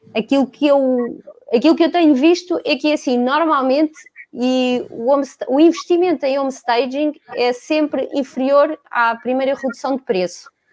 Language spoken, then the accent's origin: Portuguese; Lisbon, Portugal; vivi e cresci sempre em Lisboa